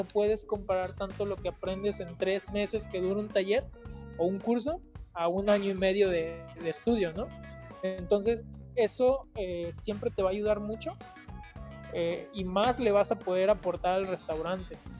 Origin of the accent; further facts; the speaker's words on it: Mexico; nos falta como mexicanos